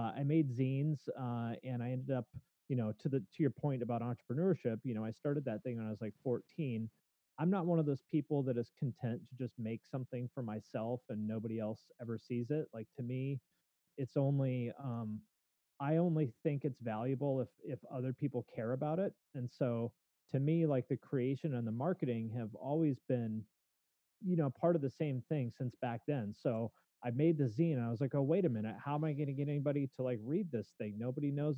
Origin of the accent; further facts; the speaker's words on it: Snohomish, Washington, United States; also born or lived in Bellingham, Washington; I grew up in Snohomish, Washington, which is a suburb maybe about 20 miles north of Seattle.